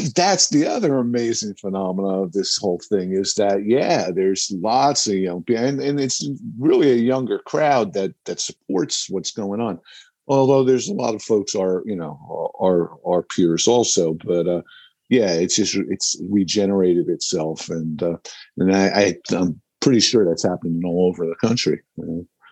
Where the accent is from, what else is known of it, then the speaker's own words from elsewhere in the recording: New Jersey, United States; growing up in New Jersey and being musicians